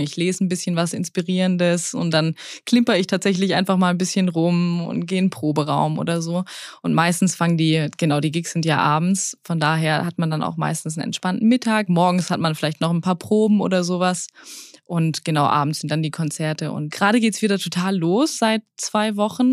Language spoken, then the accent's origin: German; Swabia, Baden-Württemberg, Germany; ich bin im Schwarmländler aufgewachsen